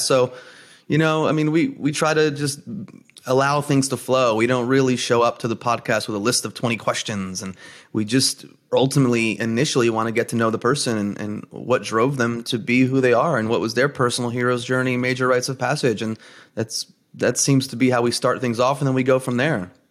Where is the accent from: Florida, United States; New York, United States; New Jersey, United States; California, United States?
New Jersey, United States; I'm first generation, uh, Greek American, born and raised in New Jersey